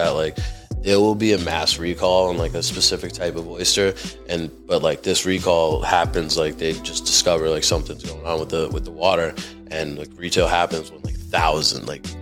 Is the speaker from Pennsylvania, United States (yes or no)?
no; Chelsea, Massachusetts, United States; I grew up in Chelsea.